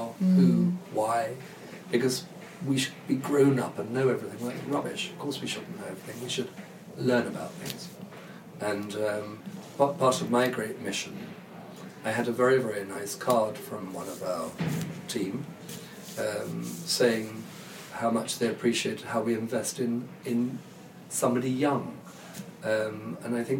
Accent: London, United Kingdom; I'm a Londoner. I know London quite well

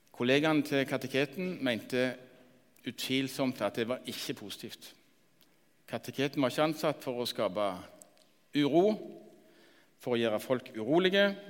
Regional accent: Randaberg, Rogaland, Norway; Jeg vokste opp på Randaberg, fem mil lenger nord.

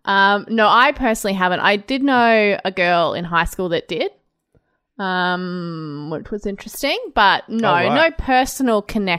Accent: Australia; Well, as you know, Brod, I grew up in Australia, so I have watched Australian television.

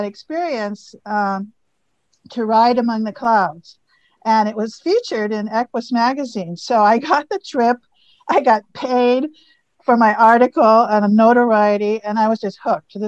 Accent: Alaska, United States; I am from Alaska

